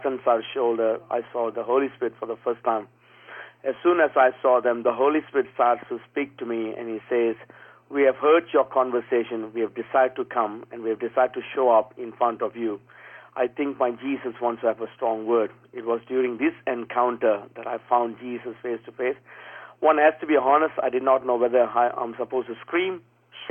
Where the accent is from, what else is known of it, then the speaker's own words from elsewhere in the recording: Singapore; moved away as an adult; also born or lived in Perth, Western Australia; at a tender age of 20, I leave the place where I was born in Singapore, leave Singapore, and then I enter into Perth, Western Australia